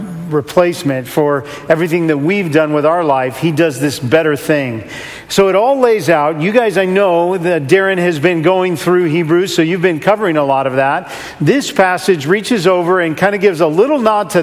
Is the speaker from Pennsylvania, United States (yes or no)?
no; California, United States; now in Seattle, United States; I'm originally from California and grew up in the warmth and the sun and up in Seattle